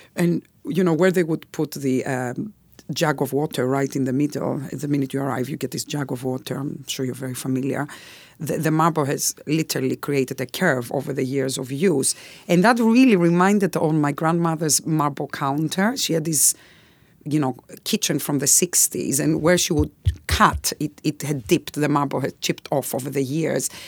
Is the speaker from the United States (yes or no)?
no; Greece; now in United Kingdom; if I wasn't Greek